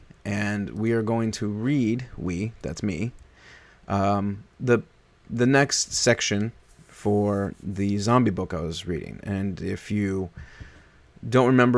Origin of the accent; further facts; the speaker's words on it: Omaha, Nebraska, United States; moved away as an adult; also born or lived in New York; my formative years in like high school and stuff like that, and junior high and even late grade school, that was all Nebraska.